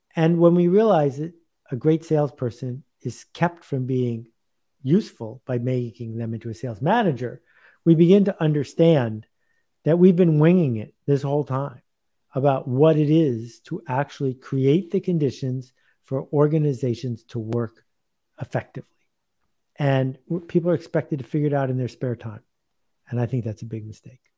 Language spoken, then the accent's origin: English; Buffalo, New York, United States; I grew up in Buffalo, badly playing ice hockey.